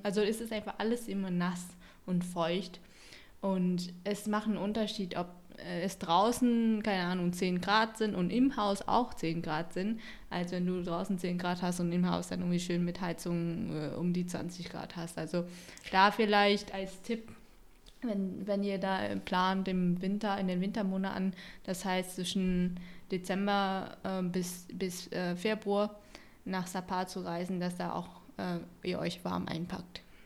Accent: Haiphong, Vietnam; moved away; Ich bin auch gar nicht so weit weg von äh, Halong geboren, also ich bin aus Haiphong.

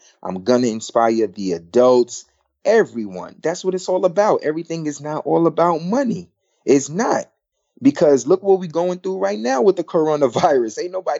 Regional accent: Brooklyn, New York, United States; I'm from Brooklyn, New York, too.

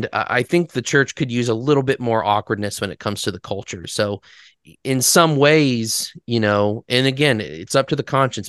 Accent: Loganville, United States; homeschool kid growing up in Logansville

